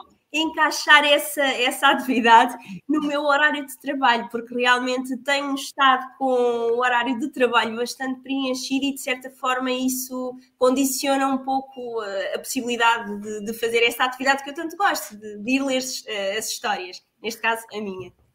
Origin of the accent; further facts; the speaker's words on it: Portugal